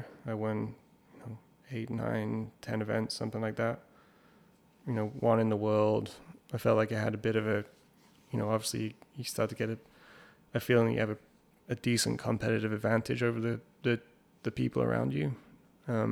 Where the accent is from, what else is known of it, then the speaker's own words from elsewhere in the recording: England, United Kingdom; we grew up in England